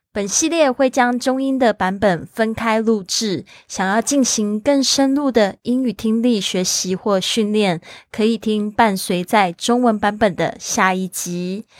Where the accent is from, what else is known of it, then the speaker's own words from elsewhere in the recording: Kaohsiung, Taiwan; 我的家乡，高雄